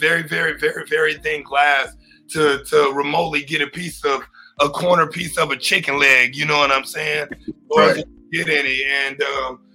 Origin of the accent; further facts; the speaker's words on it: Texas, United States; also born or lived in Oklahoma City, Oklahoma; So I'm from Oklahoma City, technically. That's where I was born. I've been in Texas since I was 3 years old.